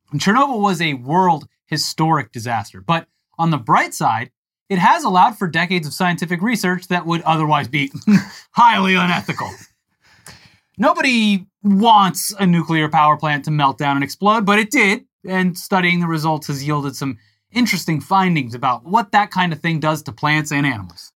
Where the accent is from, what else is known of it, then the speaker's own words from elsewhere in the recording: Florida, United States; moved away; I grew up in Florida